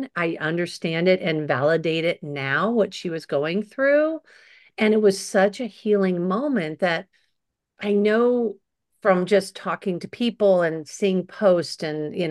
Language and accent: English; Los Angeles, California, United States; I was doing it from Sherman Oaks at my mom, you know, at my childhood home.